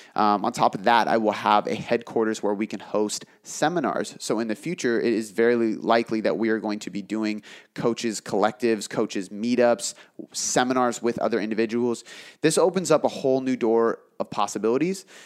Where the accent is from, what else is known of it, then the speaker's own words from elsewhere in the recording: south of Seattle, Washington, United States; here. in my hometown, south of Seattle.